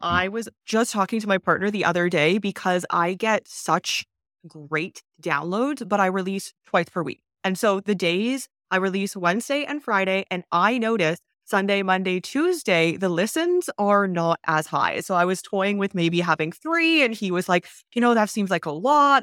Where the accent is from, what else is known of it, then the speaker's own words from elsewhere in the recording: Canada; moved away; also born or lived in China; I'm actually from Canada